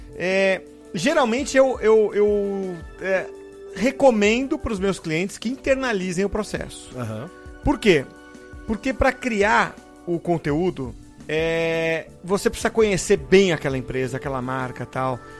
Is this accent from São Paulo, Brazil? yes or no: yes; São Vicente, São Paulo, Brazil; quando eu era criança, lá em São Vicente. Eu falo Santos para arredondar, mas era São Vicente